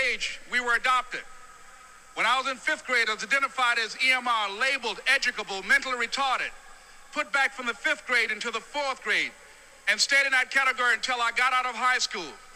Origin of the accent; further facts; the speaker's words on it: Miami, Florida, United States; I was born in Miami, Florida, in an area called Liberty City in an abandoned building on a hard linoleum floor with my twin brother